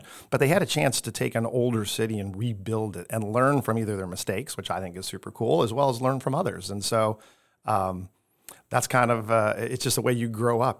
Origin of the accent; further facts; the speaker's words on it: Chicago, Illinois, United States; moved away as an adult; now in Tampa, United States; I am from the southwest side of Chicago. So, South Side Pride, all the way, you know, um, grew up in a blue collar family